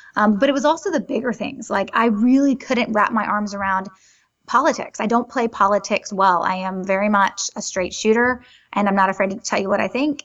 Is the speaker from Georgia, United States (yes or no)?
no; Greenville, South Carolina, United States; I was born in Greenville, South Carolina